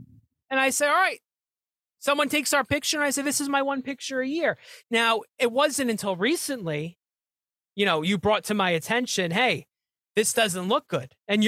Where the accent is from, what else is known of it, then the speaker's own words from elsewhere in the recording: New Jersey, United States; I'm from North Jersey. I'm right across the river.